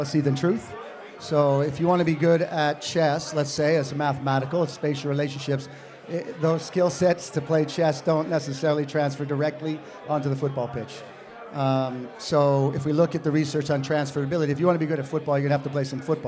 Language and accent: English; Connecticut, United States; also born or lived in New Hampshire; I grew up in Connecticut